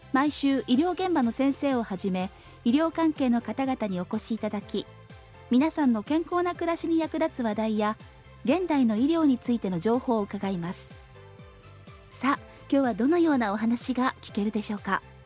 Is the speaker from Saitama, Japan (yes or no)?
no; Kanazawa, Ishikawa, Japan; 私も石川県の出身でまあ、私は金沢にで生まれ育ったものですから